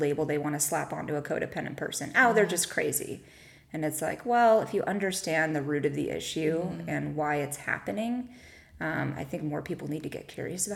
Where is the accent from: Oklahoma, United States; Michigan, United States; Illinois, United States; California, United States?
California, United States; Whittier; I am originally from Whittier